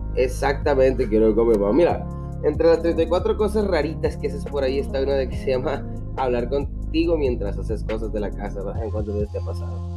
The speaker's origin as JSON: {"language": "Spanish", "region": "northern Mexico", "country": "Mexico", "said": "100% Mexican"}